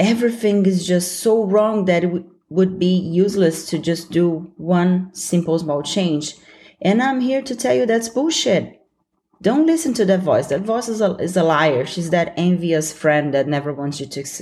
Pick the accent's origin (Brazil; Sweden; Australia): Brazil; accent: Brazilian; I'm working on removing my Brazilian accent